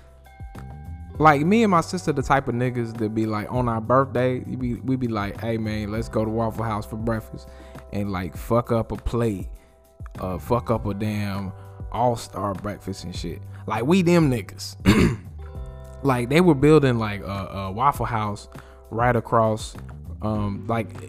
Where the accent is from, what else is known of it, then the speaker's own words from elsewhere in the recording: Greensboro, North Carolina, United States; I am from Greensboro, North Carolina